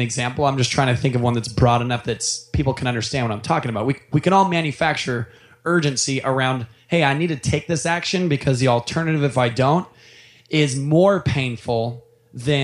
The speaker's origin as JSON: {"language": "English", "area": "Orange County", "region": "California", "country": "United States", "tie": "born or raised there", "also_born_or_lived": "Seattle, Washington", "moved": "as an adult", "said": "growing up in Orange County and moving 1,800 miles away"}